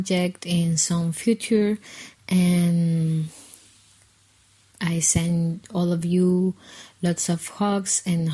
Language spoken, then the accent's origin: English; Guatemala City, Guatemala Department, Guatemala; I'm from Guatemala City